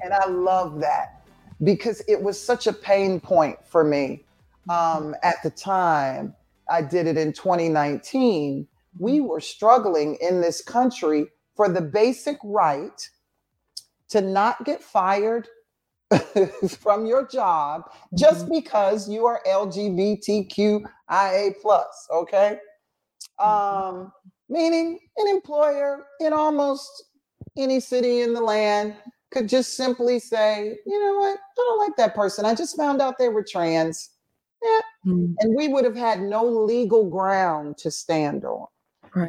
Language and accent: English; Atlanta, Georgia, United States; growing up in Atlanta being black and a woman and gay